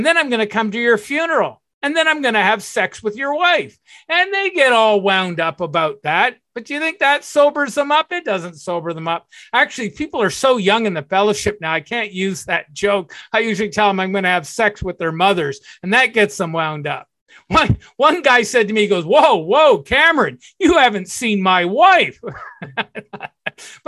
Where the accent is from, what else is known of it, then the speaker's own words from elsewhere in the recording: Burlington, Ontario, Canada; also born or lived in Toronto; I moved from Toronto back to my old hometown, Burlington